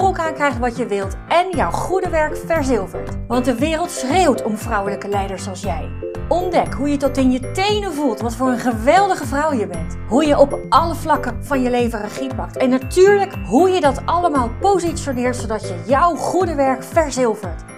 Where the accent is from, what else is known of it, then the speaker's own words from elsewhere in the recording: Overijssel, Netherlands; now in Het Gooi, Netherlands; ik kom zelf uit Overijssel